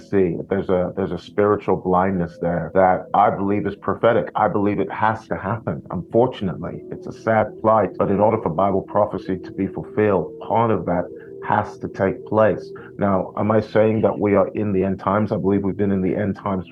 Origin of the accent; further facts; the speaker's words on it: London, United Kingdom; I'm from London